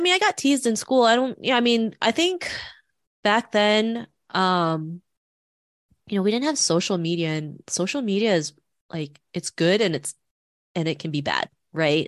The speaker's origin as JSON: {"language": "English", "town": "Toronto", "region": "Ontario", "country": "Canada", "tie": "born or raised there", "also_born_or_lived": "Philippines", "said": "growing up in Toronto in the nineties, I never saw anybody that looked like me"}